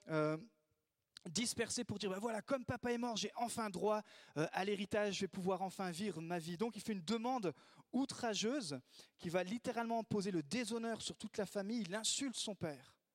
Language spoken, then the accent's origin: French; France; also born or lived in Italy; Moi, je suis pas né dans l'Église parce que je suis né en Italie, mais je suis arrivé en France des parents missionnaires. Donc, euh, dès l'âge de de deux ans, j'étais dans toutes les r